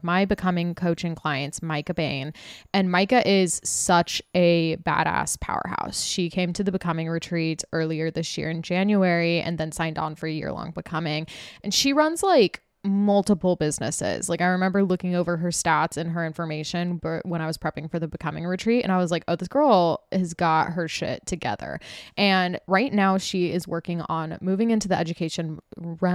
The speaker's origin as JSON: {"language": "English", "region": "Utah", "country": "United States", "tie": "born or raised there", "also_born_or_lived": "Los Angeles", "moved": "as an adult", "lives_now": "New York City, United States", "said": "I was raised partially in Utah, and that's like where I was living for my adult life until I moved to LA/New York"}